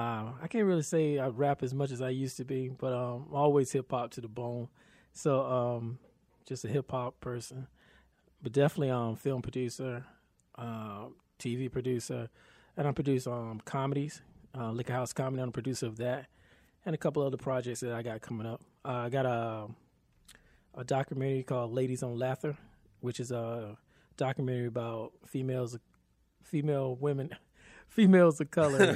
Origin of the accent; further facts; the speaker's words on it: Raleigh, North Carolina, United States; also born or lived in Cary, North Carolina; I grew up in Southeast Raleigh. Lived all over pretty much parts of Raleigh, but I went to high school actually for a year and a half, in Cary.